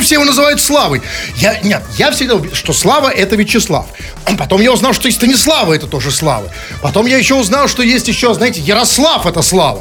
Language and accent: Russian; Saint Petersburg, Russia; мы петербуржцы